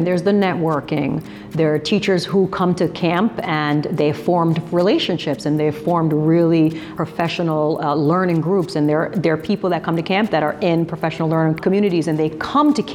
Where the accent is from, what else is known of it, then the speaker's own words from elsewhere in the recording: New Jersey, United States; I've brought EdCamp into my home state of New Jersey